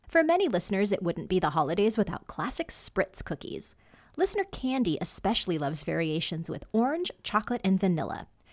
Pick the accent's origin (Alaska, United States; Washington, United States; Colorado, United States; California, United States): Washington, United States